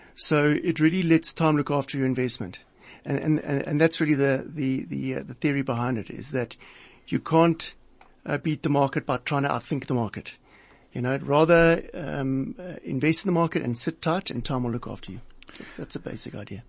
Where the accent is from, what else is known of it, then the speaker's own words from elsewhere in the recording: South Africa; as a South African, uh, living and working in this country